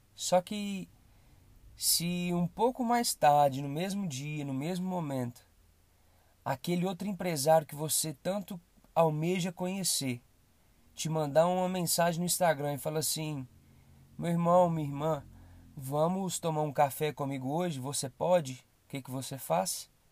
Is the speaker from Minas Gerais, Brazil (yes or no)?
yes; Belo Horizonte, Minas Gerais, Brazil; sou daqui de Belo Horizonte